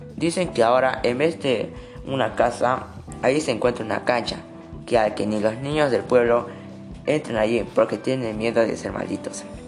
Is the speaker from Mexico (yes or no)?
no; Moquegua, Peru; soy de Moquegua